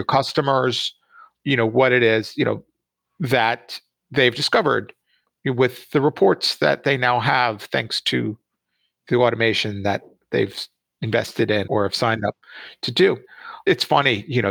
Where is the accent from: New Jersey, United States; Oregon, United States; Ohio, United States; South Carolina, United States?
New Jersey, United States; Jersey Shore; I grew up on the Jersey Shore here in the States